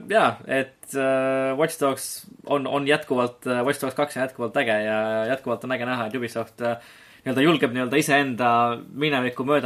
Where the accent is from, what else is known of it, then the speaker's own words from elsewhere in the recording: Estonia; olles ise eestlased, siis Eestis pole tegelikult mängumaastikul